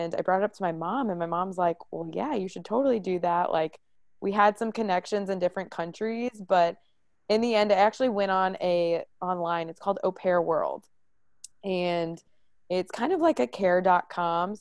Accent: Maryland Heights, Missouri, United States; I am from the St. Louis area. I grew up in Maryland Heights.

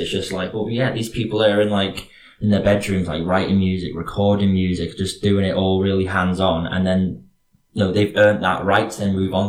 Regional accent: Ellesmere Port, North West England, United Kingdom; accent: Northwestern; They know it's a Northwestern one, or maybe a more, I don't know how to say it. Like, it's not very specific. Like, it's not like definable.

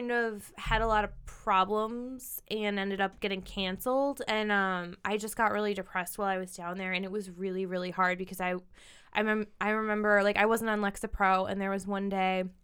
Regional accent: Midwest, United States; I mean, this as a Midwesterner, probably.

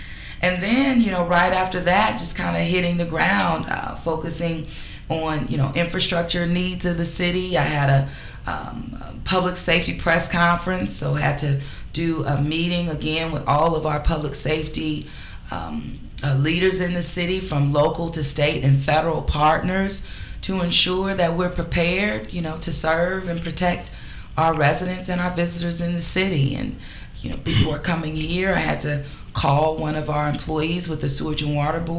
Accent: Los Angeles, California, United States; moved away as an adult; now in New Orleans, United States; Los Angeles.

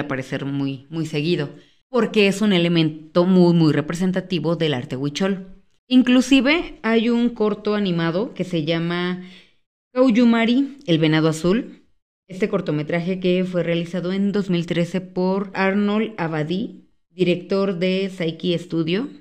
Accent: Mexico; como mexicanos

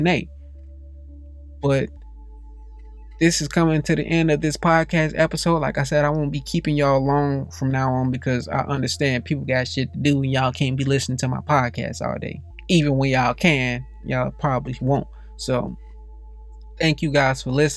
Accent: Gary, Indiana, United States; I didn't meet too many white people growing up in Gary, Indiana

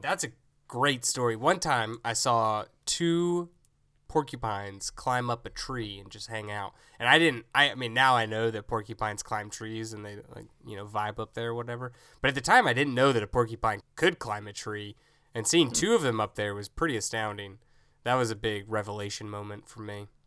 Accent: Tennessee, United States; growing up in Tennessee

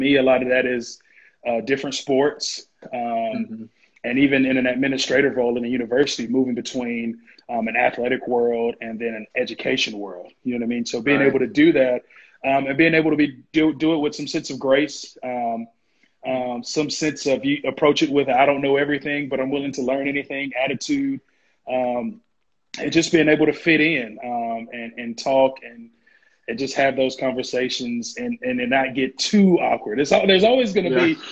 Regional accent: Warner Robins, Georgia, United States; I grew up in Warner Robins, which is a military town

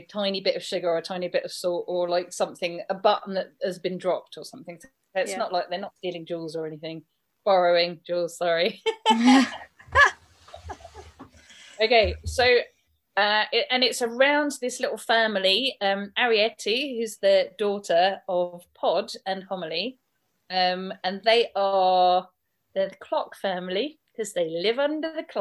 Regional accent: United Kingdom; I am British

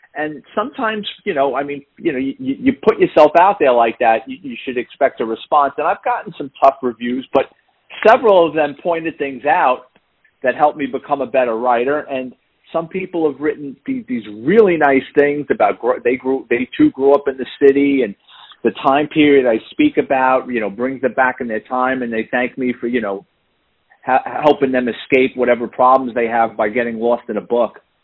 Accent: New York City, New York, United States; moved away as an adult; now in Florida, United States; I'm born and raised in the Bronx

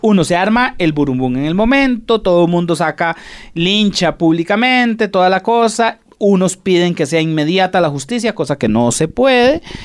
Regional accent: Costa Rica; así somos los ticos. Desgraciadamente, los ticos no nos gusta enfrentar.

